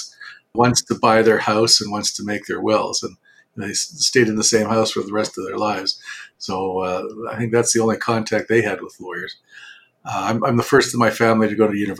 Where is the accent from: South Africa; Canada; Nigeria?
Canada; Winnipeg, Manitoba; Born and raised in Winnipeg.